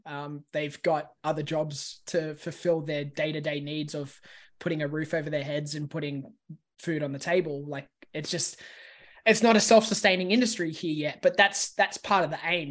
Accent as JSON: {"language": "English", "country": "Australia", "said": "I'm from Australia"}